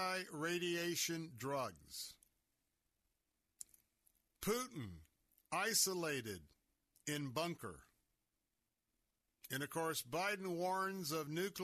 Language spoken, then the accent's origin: English; Tampa, Florida, United States; born there; in 1962, as I was born here in Tampa, I got a taste of the absolute fear as a small child of a nuclear threat.